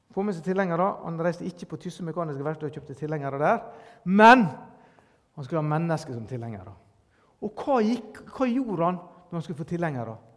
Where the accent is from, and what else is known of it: Norway